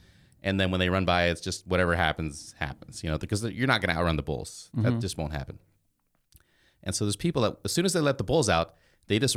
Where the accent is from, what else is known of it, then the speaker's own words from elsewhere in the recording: Nebraska, United States; I grew up in Nebraska, so I lived on a dairy farm